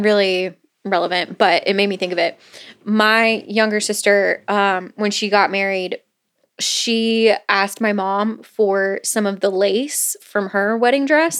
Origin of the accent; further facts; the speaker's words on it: Florida, United States; growing up in Florida